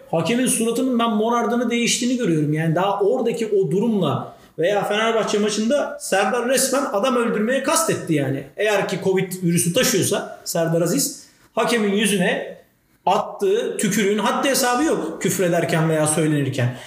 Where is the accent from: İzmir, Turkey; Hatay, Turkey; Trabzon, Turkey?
Trabzon, Turkey; bir Trabzonlu olarak